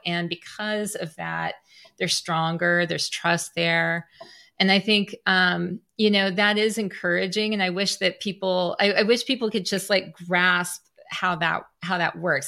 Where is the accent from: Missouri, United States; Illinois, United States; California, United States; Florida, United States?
Missouri, United States; Southwest; moved away; my hometown in Southwest Missouri